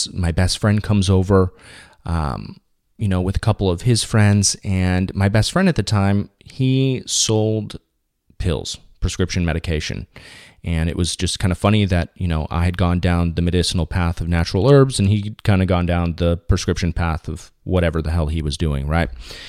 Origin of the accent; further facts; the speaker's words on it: Orange County, California, United States; I grew up in Orange County, you know, because after that short stint in Shreveport, Louisiana with my mom, permanently moved over here in California, specifically in Southern California